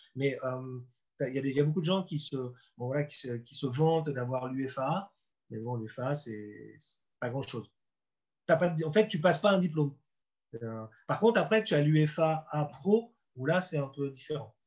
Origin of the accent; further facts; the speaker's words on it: Deauville, Normandy, France; now in Nancy, France; j'étais chez moi à Deauville avec mes potes